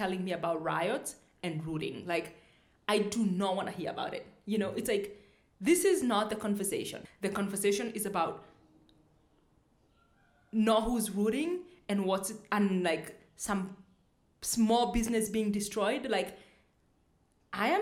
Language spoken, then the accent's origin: English; Kenya; also born or lived in United States; I am black. I am African, I'm Kenyan, I'm a Kikuyu